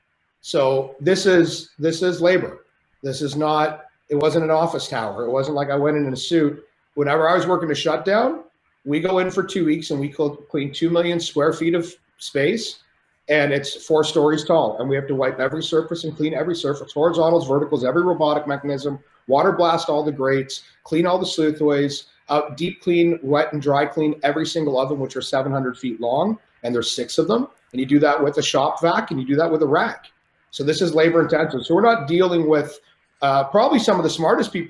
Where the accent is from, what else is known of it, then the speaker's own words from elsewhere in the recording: Canada; I'm Canadian